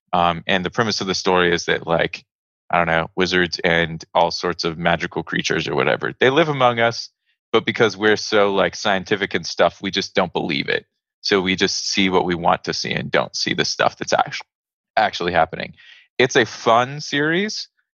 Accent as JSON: {"language": "English", "region": "Texas", "country": "United States", "tie": "born or raised there", "said": "I grew up in Texas and I would visit Louisiana."}